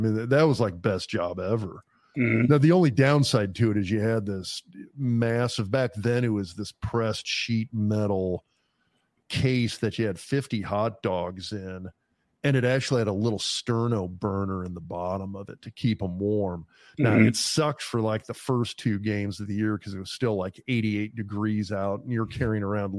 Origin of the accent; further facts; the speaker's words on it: Lincoln, Nebraska, United States; also born or lived in East Lansing, Michigan; I grew up in Lincoln. I mean, I grew up in Lincoln watching Nebraska play. I was the hometown.